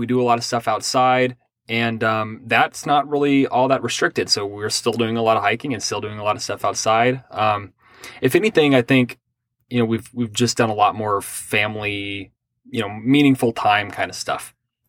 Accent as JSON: {"language": "English", "town": "Pasadena", "region": "Texas", "country": "United States", "tie": "born or raised there", "also_born_or_lived": "Ohio / Minnesota / Kentucky", "said": "so I was born in Ohio. My family moved to Texas. There was a period where we moved to Minnesota and then to Kentucky and then back down to Texas. We were kind of all over the place."}